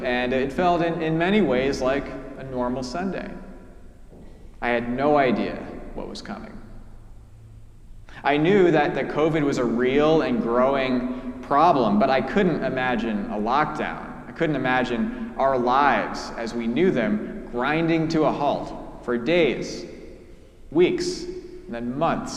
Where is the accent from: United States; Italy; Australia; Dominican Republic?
United States; New Canaan, Connecticut; New Canaan is my hometown. It is where my parents still live